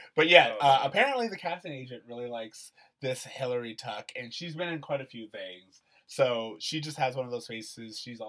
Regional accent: Florida, United States; moved away; growing up in Florida, I tell people all the time, we lived in resort.

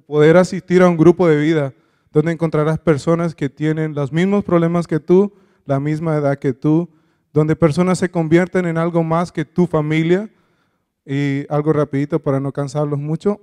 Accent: Honduras; yo soy de Honduras

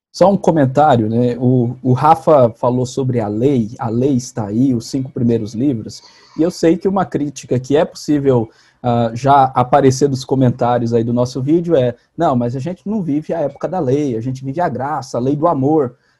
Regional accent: Rondônia, Brazil; now in Goiás, Brazil; sou rondoniense

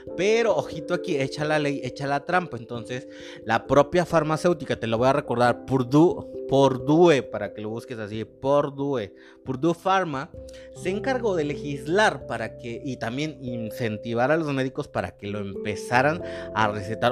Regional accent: Mexico; also born or lived in Monterrey, Mexico; nosotros como mexicanos

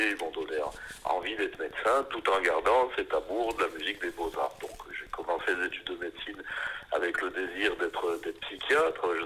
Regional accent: Épinal, Grand Est, France; je suis né à à Épinal, donc la cité des, images dans les Vosges.

